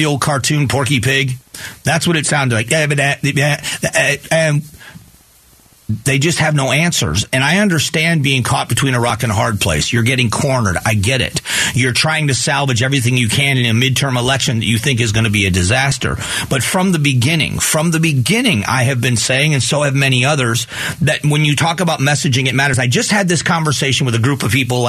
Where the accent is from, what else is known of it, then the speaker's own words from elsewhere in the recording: Lee County, Florida, United States; I grew up in Lee County.